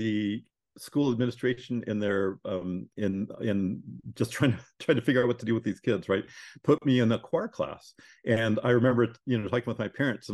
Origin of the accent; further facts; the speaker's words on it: Corvallis, Oregon, United States; I grew up in Corvallis, Oregon